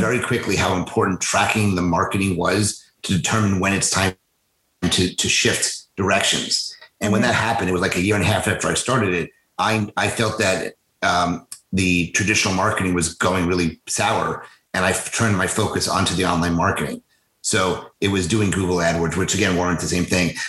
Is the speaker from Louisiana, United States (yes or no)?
no; New York, United States; moved away as an adult; also born or lived in New Orleans / Boston; now in Philadelphia, United States; I grew up in New York. So I grew up in about a half hour from New York City, so the suburbs.